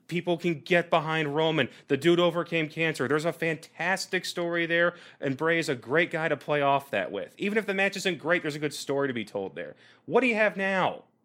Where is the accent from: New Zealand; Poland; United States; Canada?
United States; Kansas City; Kansas City, my hometown